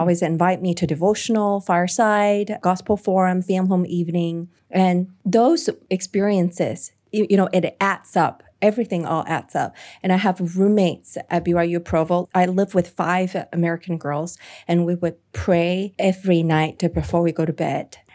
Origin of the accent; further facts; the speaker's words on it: Hong Kong; coming to my home country